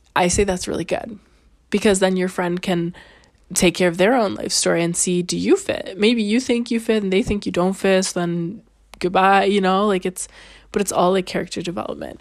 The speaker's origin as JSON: {"language": "English", "country": "Canada", "moved": "yes", "lives_now": "Italy", "said": "I'm Canadian."}